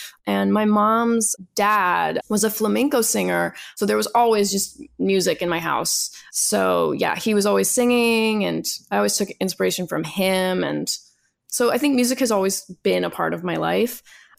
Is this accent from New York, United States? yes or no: yes; New York City, New York, United States; Born and raised in Manhattan.